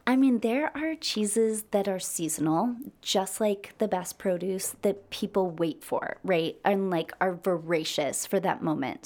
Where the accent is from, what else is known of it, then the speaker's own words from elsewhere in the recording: United States; I'm American.